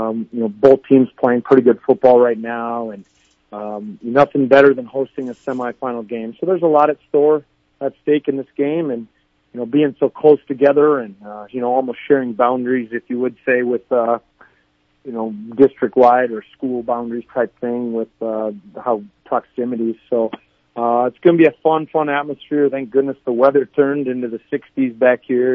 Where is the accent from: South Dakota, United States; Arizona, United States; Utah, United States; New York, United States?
South Dakota, United States; Chester; a small town kid growing up in Chester, South Dakota